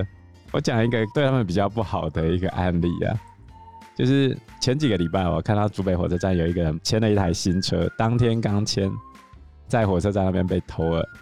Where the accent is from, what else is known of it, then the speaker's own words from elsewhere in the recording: southern Taiwan, Taiwan; 你看我们南部人就是这么热情。